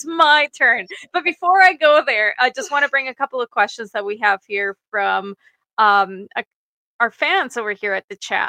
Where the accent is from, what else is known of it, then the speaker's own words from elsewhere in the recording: Mexico; moved away; I'm from Mexico